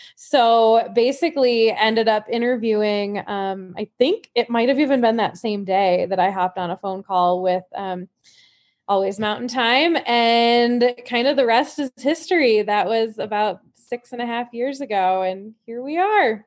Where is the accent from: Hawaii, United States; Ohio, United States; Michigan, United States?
Michigan, United States; Indian River; moved away as an adult; also born or lived in Petoskey, Michigan / Denver, Colorado; now in Keystone, United States; I grew up in Indian River and, um, lived in Petoskey in northern Michigan